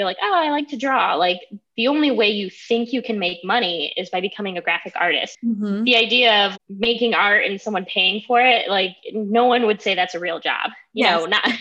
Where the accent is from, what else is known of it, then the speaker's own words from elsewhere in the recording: Toledo, Ohio, United States; also born or lived in Holland, Ohio; I'm from the Toledo area. I actually grew up in Springfield Township, and I lived in a little place like that was Holland.